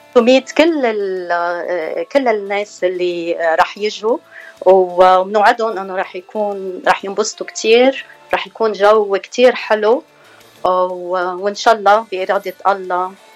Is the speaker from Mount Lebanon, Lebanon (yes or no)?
yes; Hammana, Mount Lebanon, Lebanon; moved away as an adult; now in Orange County, United States; من بلدة كتير حلوة بلبنان اسمها حمانة هي بجبل لبنان قضاء بعبدة